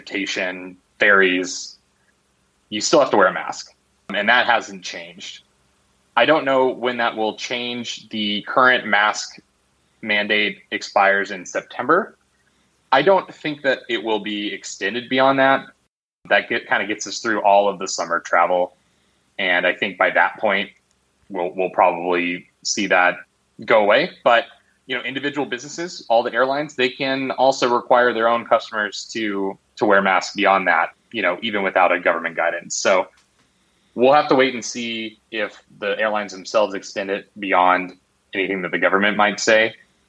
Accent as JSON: {"language": "English", "region": "Arizona", "country": "United States", "tie": "born or raised there", "said": "my home state of Arizona"}